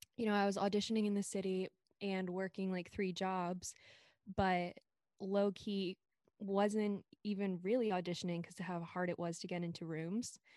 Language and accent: English; Silver Spring, Maryland, United States; moved away as an adult; now in Brooklyn, United States; I'm from Silver Spring, Maryland, right outside the D C on the Maryland side